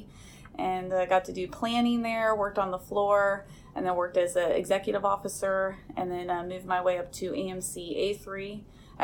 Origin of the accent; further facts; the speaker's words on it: Ohio, United States; moved away as an adult; I grew up in Ohio, not from a military family